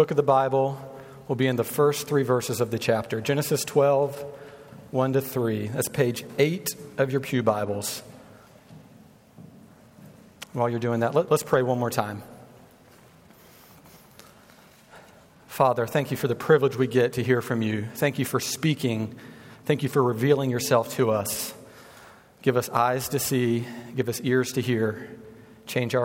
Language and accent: English; North Carolina, United States; now in Kansas City, United States; I'm from North Carolina. My wife and I are.